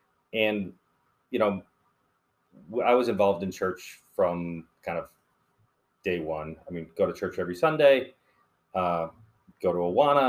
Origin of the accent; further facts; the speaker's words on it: Naperville, Illinois, United States; I grew up in Naperville.